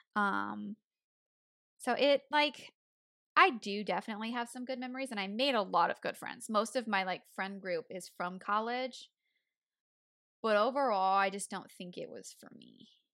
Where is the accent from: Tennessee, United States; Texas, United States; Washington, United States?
Tennessee, United States; accent: country; moved away as an adult; I was born in Tennessee, so I've had the accent, you know, for eighteen years